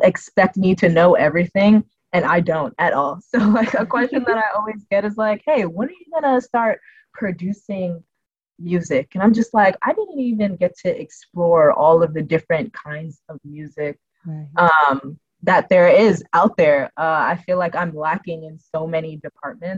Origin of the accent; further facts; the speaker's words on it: Jamaica; I'm Jamaican